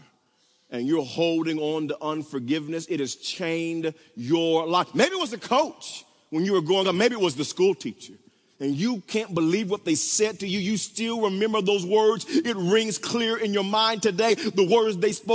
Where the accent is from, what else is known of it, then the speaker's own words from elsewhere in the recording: Wewoka, Oklahoma, United States; I grew up in Wewoka, Oklahoma